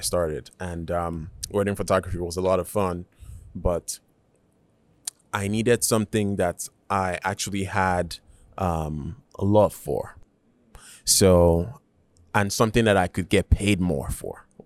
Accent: Nigeria; now in United States; I was born in Nigeria

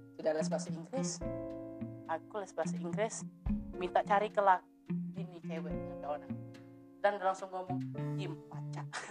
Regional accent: Baturaja, South Sumatra, Indonesia; moved away; aku dulu kan dari Batu Rajo nih. Dari Batu Rajo

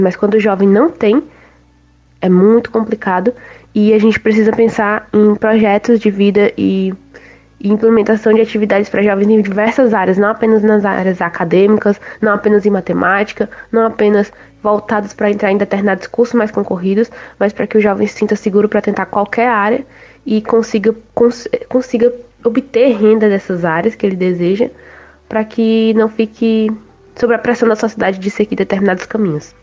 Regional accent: Fortaleza, Ceará, Brazil; sou daqui da cidade de Fortaleza, no Ceará

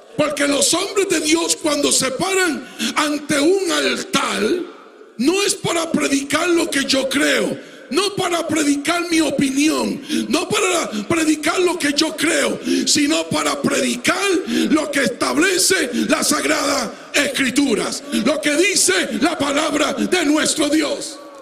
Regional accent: Puerto Rico; moved away

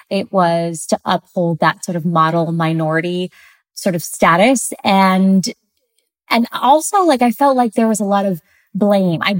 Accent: Ohio, United States; also born or lived in Santiago, Chile; So, I'm originally from Santiago, Chile. Um, and I grew up in a, a small town in Ohio.

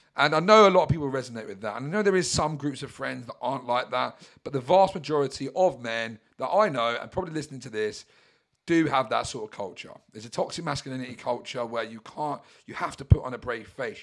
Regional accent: Brighton, South East England, United Kingdom; I'm a British Yob from Brighton

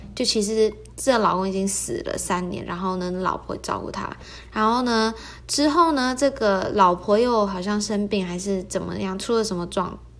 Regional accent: Taiwan; 我就是台湾人，所以就会中文

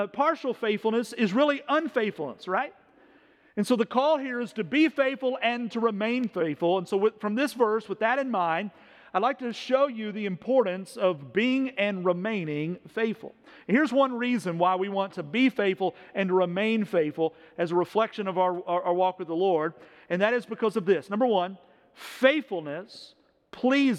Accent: Owensboro, Kentucky, United States; when I was a kid, growing up in Owensboro, Kentucky

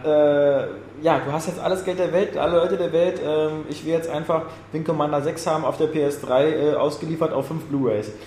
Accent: Germany; als Deutsche

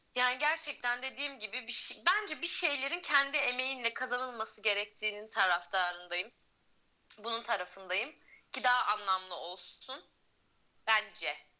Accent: Antalya, Turkey; moved away as an adult; also born or lived in Tekirdağ; ben Antalya'da doğdum, büyüdüm

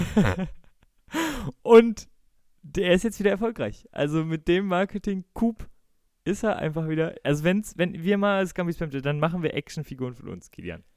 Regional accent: Bremen, Germany; ich bin in Bremen geboren und war Werder-Fan und habe immer ähm, mit meinem Vater zusammen die Werder-Spiele geguckt

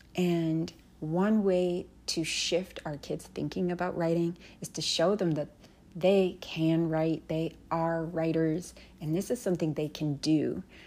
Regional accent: Canada; When I was growing up in Canada

